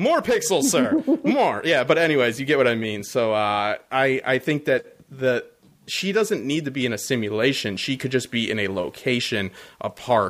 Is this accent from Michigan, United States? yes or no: yes; Detroit, Michigan, United States; I'm from Detroit, by the way.